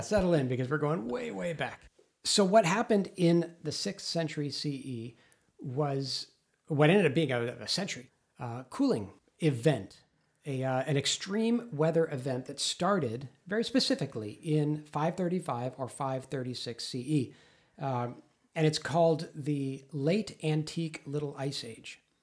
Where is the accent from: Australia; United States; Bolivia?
United States; Los Angeles, California; I grew up in Los Angeles, a thousand miles south